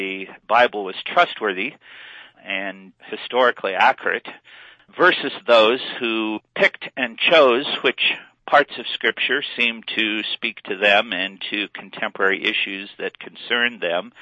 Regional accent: Western Illinois, United States; now in Colorado, United States; I was raised in Western Illinois in a Lutheran family

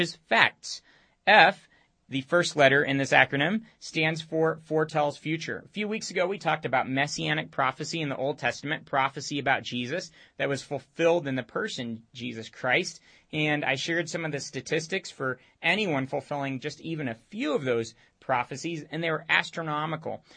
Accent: Romania; moved away; I grew up in Romania all my teenage years

